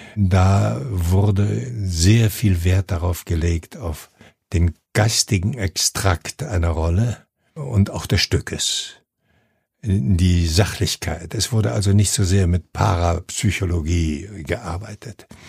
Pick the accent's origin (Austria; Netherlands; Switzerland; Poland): Poland; 90 km west of Gdańsk, Pomeranian Voivodeship; moved away; in meiner Heimatstadt, das ist äh, im jetzigen Polen oben an der Ostsee, 90 Kilometer westlich von Danzig